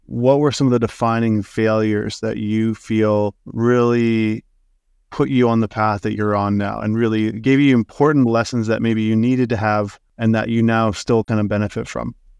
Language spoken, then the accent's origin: English; Saskatoon, Saskatchewan, Canada; I'm from Saskatoon